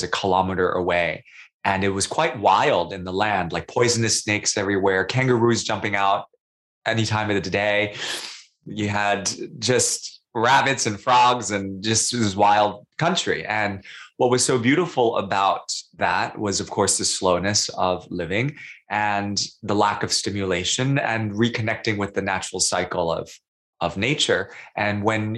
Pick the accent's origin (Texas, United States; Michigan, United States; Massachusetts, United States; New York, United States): New York, United States; New York City; also born or lived in Singapore; now in Sydney, Australia; I'm living in Sydney, I'm from New York City, I lived in Singapore